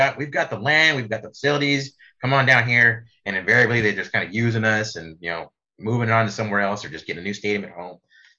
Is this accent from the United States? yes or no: yes; San Antonio, Texas, United States; I'm a lifelong San Antonian